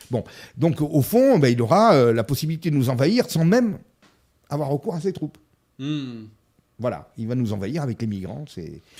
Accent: France; nous sommes français.

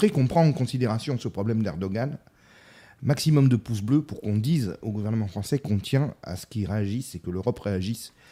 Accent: France; nous sommes français.

